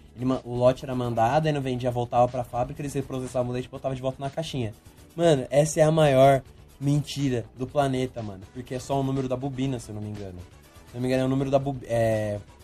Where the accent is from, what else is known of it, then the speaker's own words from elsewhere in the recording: Brazil; a gente é brasileiro